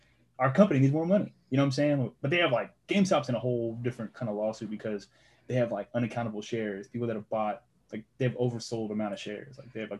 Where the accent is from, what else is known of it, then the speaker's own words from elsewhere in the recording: Austin, Texas, United States; also born or lived in Round Rock, Texas / Colorado; now in Hutto, United States; Being from Austin and then moving to Round Rock when I got older.